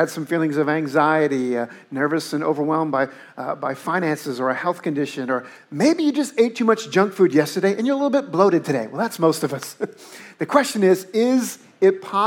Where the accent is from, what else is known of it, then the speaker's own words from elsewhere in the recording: New Orleans, Louisiana, United States; moved away; I grew up in New Orleans